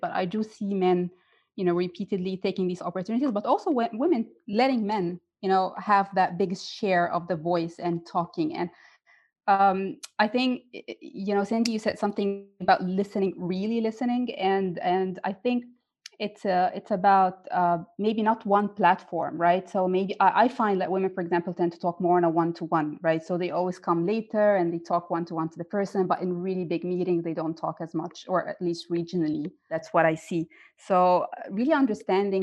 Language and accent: English; Egypt; moved away as an adult; now in Dubai, United Arab Emirates; in my home country in Egypt and here in Dubai